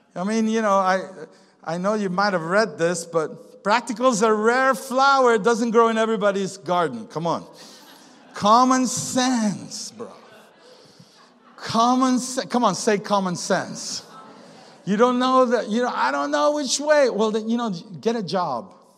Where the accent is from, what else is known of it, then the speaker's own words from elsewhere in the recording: Venezuela; now in United States; we live in the good old USA and we live here, but we're from Venezuela